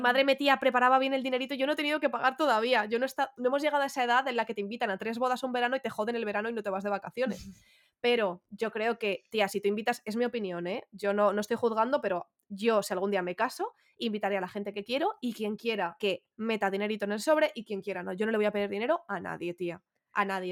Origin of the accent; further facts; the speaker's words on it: Getafe, Community of Madrid, Spain; con todo mi orgullo, ¿eh? que soy de Getafe